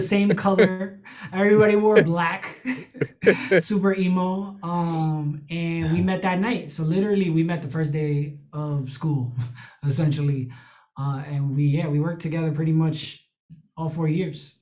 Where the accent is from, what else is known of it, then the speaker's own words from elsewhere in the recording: New York City, New York, United States; I'm I'm from the Bronx, um, you know, Latino